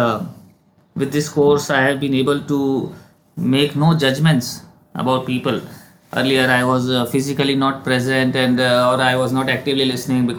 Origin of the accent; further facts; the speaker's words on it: India; also born or lived in Dubai; being an Indian and living in a joint family